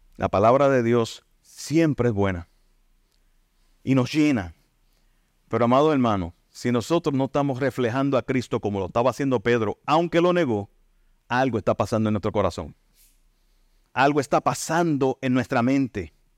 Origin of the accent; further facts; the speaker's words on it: Santa Isabel, Puerto Rico; Yo soy de Santa Isabel, natural de Santa Isabel